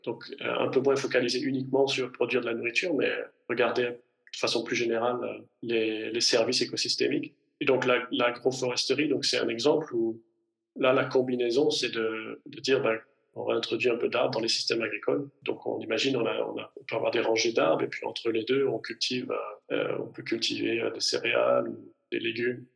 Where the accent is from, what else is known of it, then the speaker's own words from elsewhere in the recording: Provence-Alpes-Côte d'Azur, France; moved away as an adult; now in Zurich, Switzerland; je vis en Suisse, mais je suis originaire des Hautes-Alpes en France